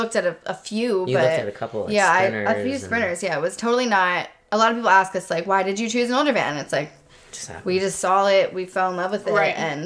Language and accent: English; Allentown, Pennsylvania, United States; I'm from Allentown, which they're both within like an hour outside of the city